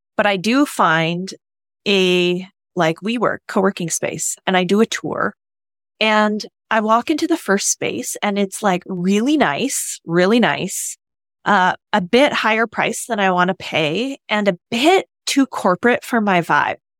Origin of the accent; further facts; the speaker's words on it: Canada; moved away as an adult; I'm new here. I'm from Canada